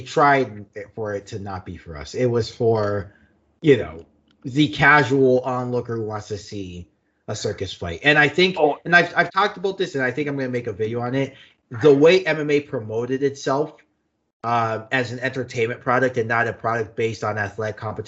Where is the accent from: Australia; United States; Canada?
Canada; as a Canadian